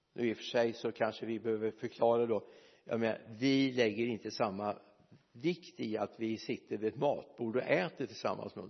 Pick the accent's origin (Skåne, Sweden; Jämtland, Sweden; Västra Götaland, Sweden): Västra Götaland, Sweden; Mariestad; min hemstad Mariestad